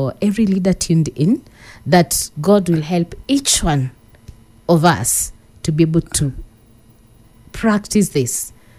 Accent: Nairobi, Kenya; from Pangani, Nairobi.

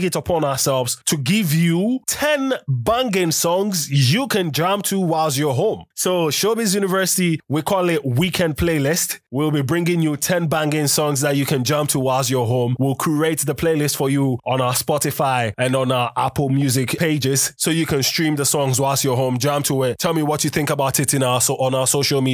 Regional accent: Ghana; I'm Ghanaian.

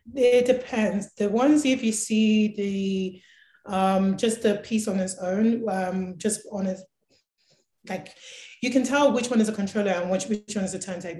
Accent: London, United Kingdom; now in Calgary, Canada; I grew up throughout back in London loving music

